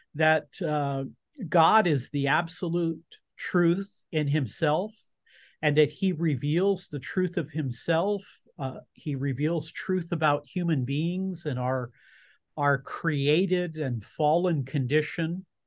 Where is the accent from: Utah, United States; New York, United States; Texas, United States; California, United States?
California, United States; Southern; you and I grew up in Southern California.